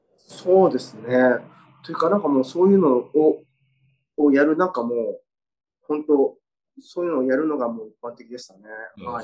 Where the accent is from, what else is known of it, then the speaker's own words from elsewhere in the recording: Shikoku, Tokushima, Japan; 僕あの、四国の徳島なんですけど